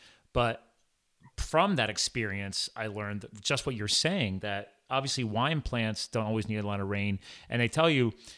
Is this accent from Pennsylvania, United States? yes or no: yes; Pennsylvania, United States; also born or lived in New Jersey; so I was born in New Jersey. My dad had a dairy farm down there. So we did actually have a large farm at one point in time, but I was too young to really remember. And then we moved to Pennsylvania years later.